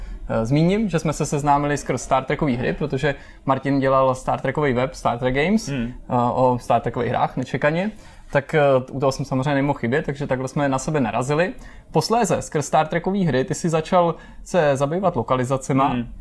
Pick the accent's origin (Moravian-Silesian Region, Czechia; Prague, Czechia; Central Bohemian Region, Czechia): Prague, Czechia; já jsem třeba z Prahy